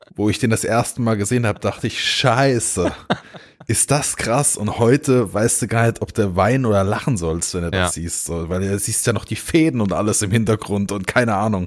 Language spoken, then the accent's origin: German; Pohlheim, Hesse, Germany; ich bin äh, in der Nähe von Gießen äh, aufgewachsen